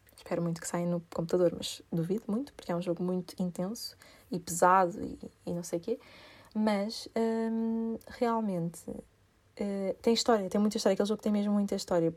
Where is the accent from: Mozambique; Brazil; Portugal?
Portugal; also born or lived in United Kingdom